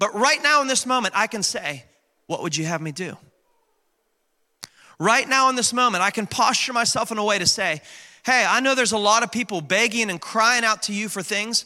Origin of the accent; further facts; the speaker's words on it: West Virginia, United States; moved away; I was born and raised in West By God, Virginia